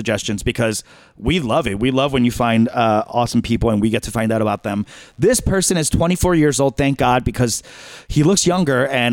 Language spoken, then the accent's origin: English; New York, United States; I grew up in New York